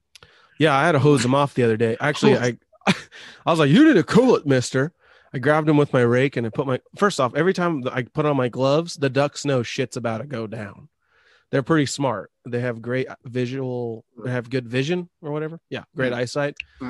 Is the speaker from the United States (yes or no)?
yes; Tacoma, Washington, United States; also born or lived in Idaho; I grew up in Tacoma mostly